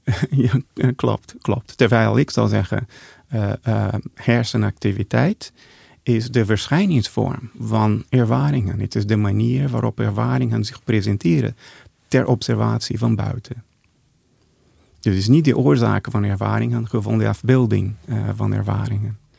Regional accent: Brazil; Dutch is a second language; moved away; also born or lived in Geneva, Switzerland; Ik ben in Brazilië geboren, in een Portugese Deense familie. En ik heb een idyllische jeugd gehad

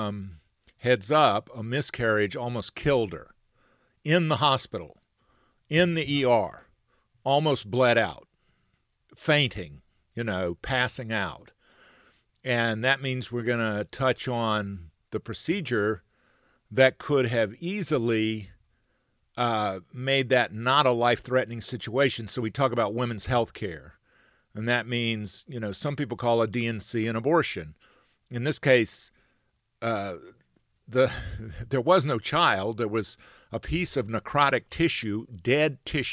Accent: near Columbus, Georgia, United States; I grew up not far from there.

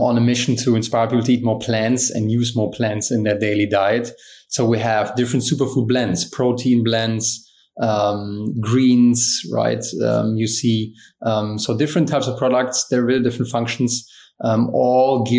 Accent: Germany; growing up in Germany, I was always an athlete.

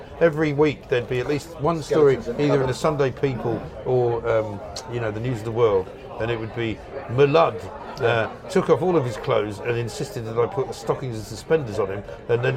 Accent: London, United Kingdom; I grew up in London

